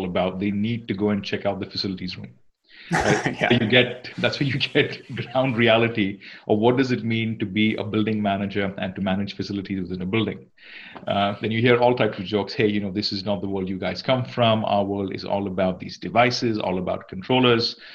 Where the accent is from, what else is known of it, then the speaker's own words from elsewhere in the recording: Singapore; moved away as an adult; now in Redmond, United States; I'm from Singapore. Singapore's home for me.